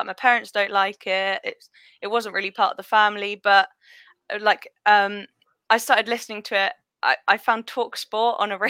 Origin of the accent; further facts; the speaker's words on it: Bristol, South West England, United Kingdom; moved away as an adult; also born or lived in Spain; now in Hampshire, United Kingdom; I'm in Hampshire, kind of Basingstoke sort of way. But I was born in Bristol, grew up there, then actually moved to Spain. And when I was young, lived in Spain, which was amazing. Then moved back to Bristol. Now I'm in Hampshire.